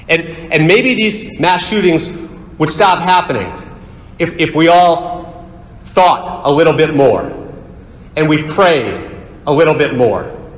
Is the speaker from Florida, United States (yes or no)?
yes; West Palm Beach, Florida, United States; I'm from West Palm Beach, Florida.